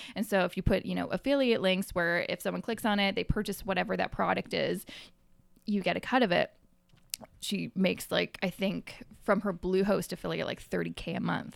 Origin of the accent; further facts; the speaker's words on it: Coquitlam, British Columbia, Canada; moved away as an adult; also born or lived in Vancouver; now in Toronto, Canada; where I grew up was in Coquitlam, about thirty minutes outside of the city